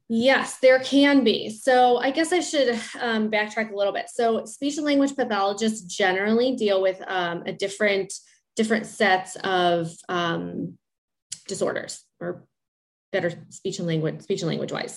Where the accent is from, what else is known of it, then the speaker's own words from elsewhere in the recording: Chicago, Illinois, United States; I'm from Chicago, and I work in the Chicagoland area